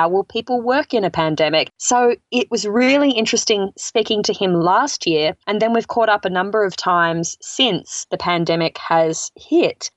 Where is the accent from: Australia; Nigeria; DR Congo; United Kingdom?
Australia; moved away as an adult; now in United States